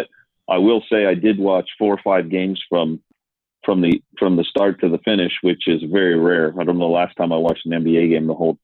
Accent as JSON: {"language": "English", "country": "Canada", "tie": "born or raised there", "moved": "yes", "said": "I grew up in Canada"}